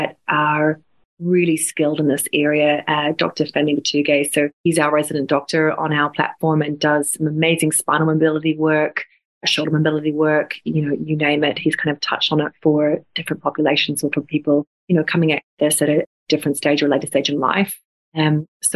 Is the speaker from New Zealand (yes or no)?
yes; New Zealand; moved away; I'm originally from New Zealand